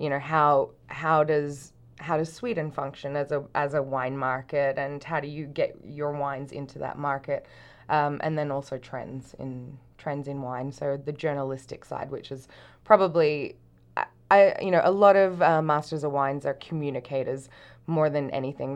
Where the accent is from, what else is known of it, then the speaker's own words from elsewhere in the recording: Brisbane, Queensland, Australia; moved away as an adult; also born or lived in Canada; I grew up in Brisbane in Australia.